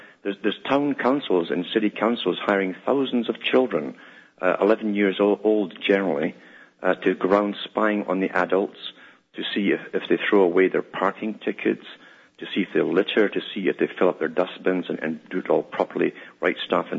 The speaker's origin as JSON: {"language": "English", "region": "Scotland", "country": "United Kingdom"}